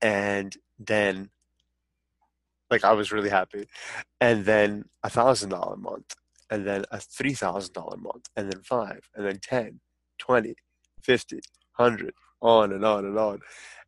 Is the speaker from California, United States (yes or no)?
yes; San Francisco, California, United States; born there; As funny as that sounds, as caveman as that sounds, I was born in San Francisco.